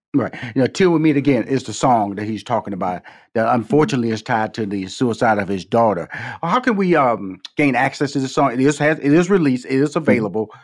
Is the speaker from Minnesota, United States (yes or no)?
no; Houston, Texas, United States; come from Fifth Ward, Texas, six sisters, two brothers